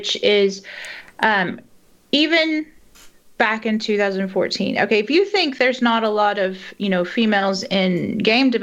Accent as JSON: {"language": "English", "region": "East Texas", "country": "United States", "tie": "born or raised there", "moved": "as an adult", "lives_now": "Northern Ireland", "said": "I grew up in East Texas"}